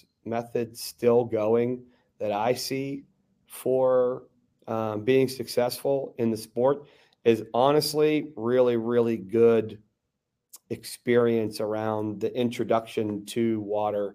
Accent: Garden City, United States; in the community that I grew up in, outside of Monrovia, a place called Garden City

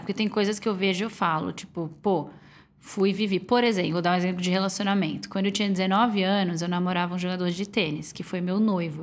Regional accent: Florianópolis, Santa Catarina, Brazil; moved away as an adult; now in São Paulo, Brazil; eu sou de Floripa

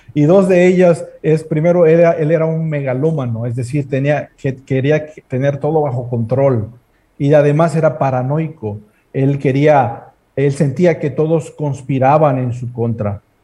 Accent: Mexico; tenemos por tradición como mexicanos

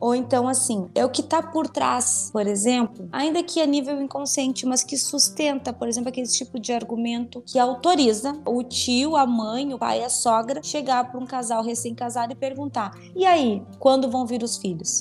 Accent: Rio Grande do Sul, Brazil; eu sou aqui do, do Rio Grande do Sul

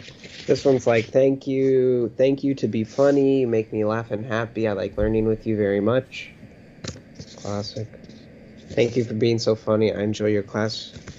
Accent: Ohio, United States; But that's not the one who reminded me from I'm from Ohio.

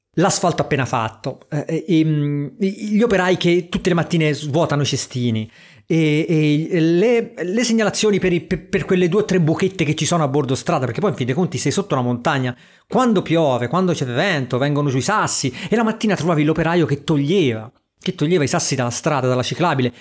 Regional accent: Porto Ercole area, Tuscany, Italy; a Porto Ercole dalle mie parti

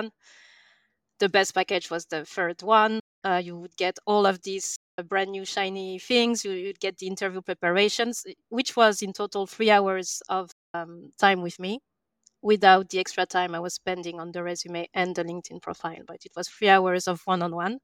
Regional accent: France; English is a second language; moved away as an adult; also born or lived in England; I'm from France, as you can probably hear

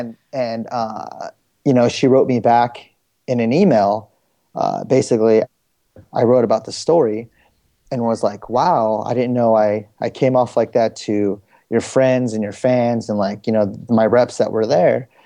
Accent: Bay Area, California, United States; also born or lived in San Jose, California / Riverbank, California / San Diego, California / Fremont, California; I'm originally from the Bay Area

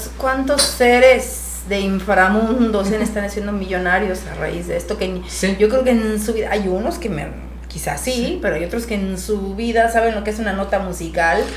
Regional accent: Jalisco, Mexico; todo el demás elenco somos de Jalisco

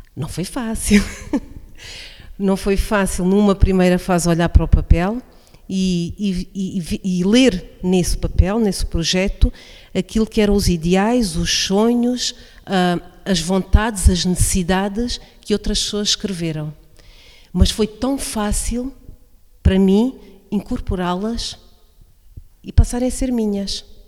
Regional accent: Alto Alentejo, Portugal; now in Beja district, Portugal; sou uma verdadeira alentejana, porque nasci no Alto Alentejo e escolhi fazer vida, constituir família no Baixo Alentejo

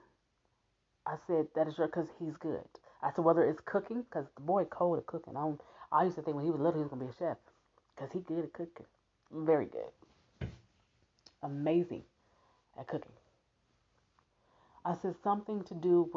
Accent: Omaha, Nebraska, United States; I'm from Omaha, Nebraska. I live in Omaha, Nebraska

